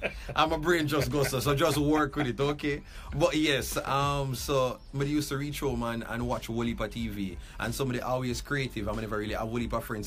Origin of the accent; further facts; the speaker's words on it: Kingston, Jamaica; Grew up downtown. I'm from Rallington Town, Waterloo Road